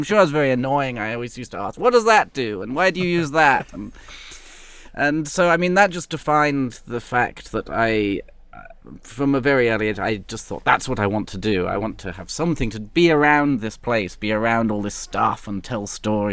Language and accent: English; London, United Kingdom; moved away as an adult; now in Bangkok, Thailand; when I was growing up in London